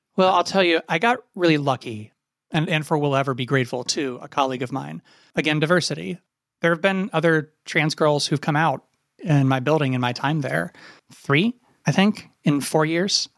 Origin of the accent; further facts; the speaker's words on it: Appalachia, United States; moved away as an adult; also born or lived in Ohio University, Ohio; I grew up in Appalachia.